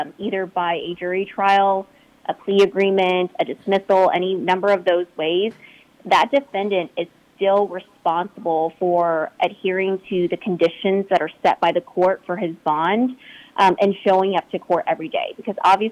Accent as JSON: {"language": "English", "town": "Houston", "region": "Texas", "country": "United States", "tie": "born or raised there", "said": "I'm obviously Vietnamese-American. I grew up here in Houston, and my parents are here"}